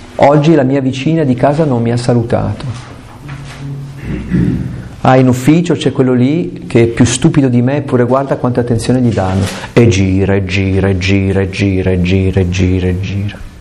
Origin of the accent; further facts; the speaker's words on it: Italy; sul Gran Paradiso, che è una montagna delle mie parti